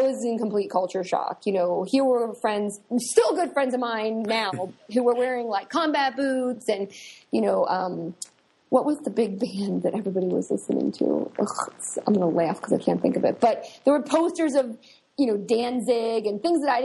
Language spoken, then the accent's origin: English; Cincinnati, Ohio, United States; moved away as an adult; also born or lived in Cleveland, Ohio / Williamsburg, Brooklyn, New York; I grew up in Cincinnati, Ohio, and then from Cincinnati, I moved 5 hours north to Cleveland to go to art school